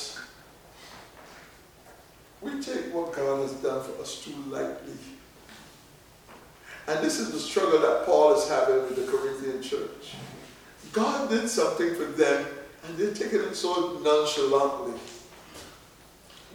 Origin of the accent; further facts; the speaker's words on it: Barbados; When I grew up in Barbados